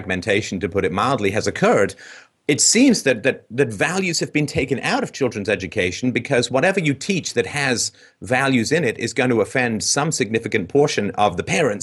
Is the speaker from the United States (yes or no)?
no; England, United Kingdom; I grew up in England